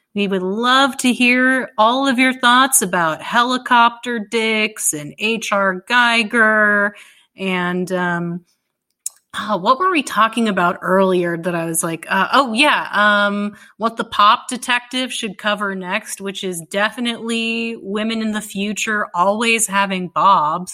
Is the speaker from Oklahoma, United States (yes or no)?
no; Dallas, Texas, United States; I grew up in Dallas